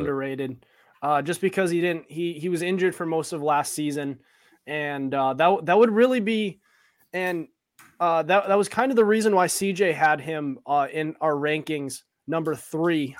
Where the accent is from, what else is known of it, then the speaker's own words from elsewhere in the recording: Sutton, Massachusetts, United States; Sutton's tough. when it comes to, uh, when it comes to soccer, my hometown